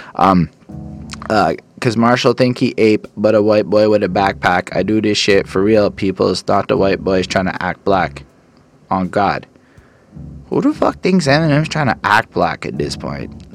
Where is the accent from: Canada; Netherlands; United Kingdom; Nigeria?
Canada; I'm a Canadian